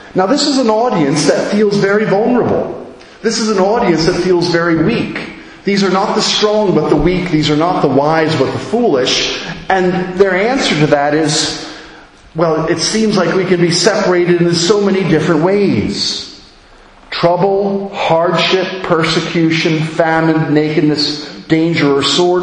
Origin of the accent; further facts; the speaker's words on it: United States; moved away as an adult; as an American